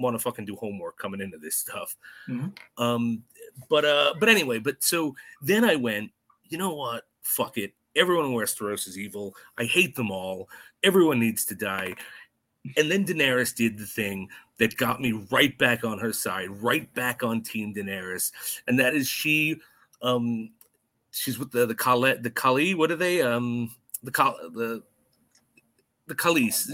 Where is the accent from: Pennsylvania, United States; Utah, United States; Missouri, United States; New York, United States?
New York, United States; New York City; I'm a New Yorker